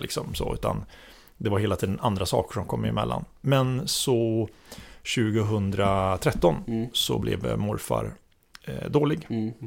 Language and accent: Swedish; Orust, Västra Götaland, Sweden; moved away as an adult; now in Stockholm, Sweden; jag är uppväxt på Orust.